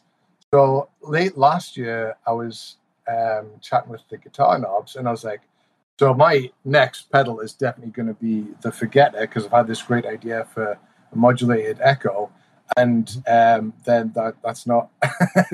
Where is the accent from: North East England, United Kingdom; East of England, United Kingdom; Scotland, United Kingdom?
North East England, United Kingdom; Newcastle upon Tyne; accent: Geordie; moved away as an adult; now in United States; I got really Geordie